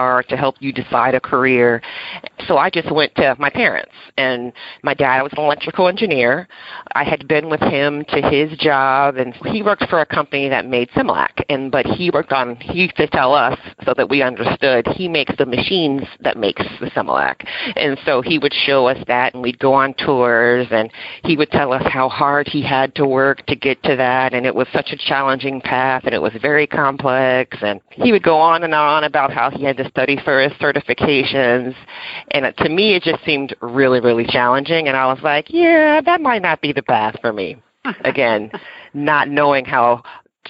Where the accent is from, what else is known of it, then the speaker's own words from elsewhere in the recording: Westerville, Ohio, United States; I grew up in Ohio. It's a small town outside of Columbus, Ohio, called Westerville